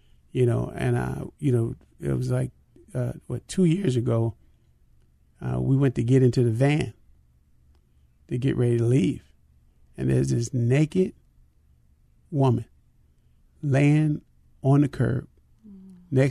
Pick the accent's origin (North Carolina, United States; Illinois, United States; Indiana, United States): Illinois, United States; Chicago; when I was growing up in Chicago